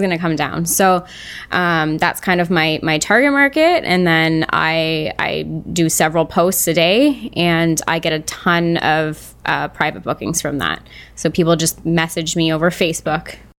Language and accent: English; Canada; as a Canadian